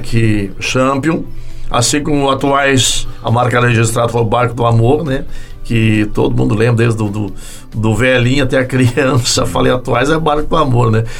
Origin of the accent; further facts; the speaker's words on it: Tuparendi, Rio Grande do Sul, Brazil; Eu sou daquela região, sou natural de Tuparendi